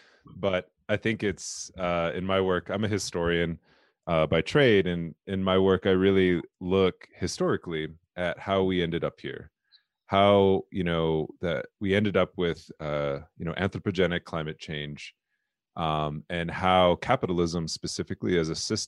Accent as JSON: {"language": "English", "region": "South Dakota", "country": "United States", "said": "I'm Lakota, I'm from the Lakota people. My tribe is the Lower Bruce Sioux tribe."}